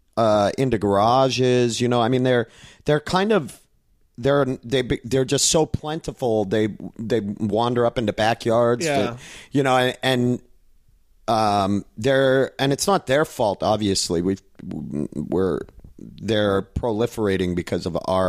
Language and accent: English; New England, United States; now in Southern California, United States; growing up in New England, I feel like I've dealt with cold days, but man, when it is hot here, in Southern California.